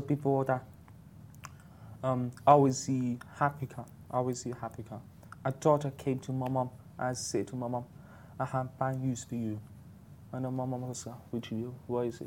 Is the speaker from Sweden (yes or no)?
no; United Kingdom; moved away as an adult; now in Dubai, United Arab Emirates; I was based in UK. I'm from UK. So basically, I moved to Dubai one year